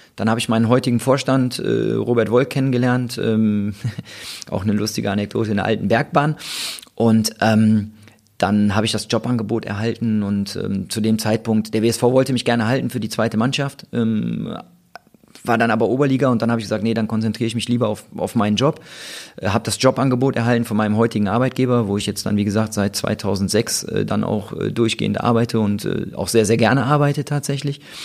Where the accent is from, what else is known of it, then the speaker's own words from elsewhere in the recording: Wuppertal, North Rhine-Westphalia, Germany; ich bin ja in Vorwinkel groß geworden